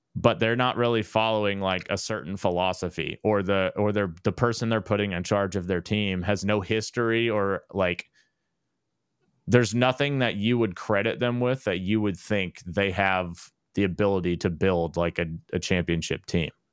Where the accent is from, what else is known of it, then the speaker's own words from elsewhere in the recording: Dallas, Texas, United States; I grew up in Dallas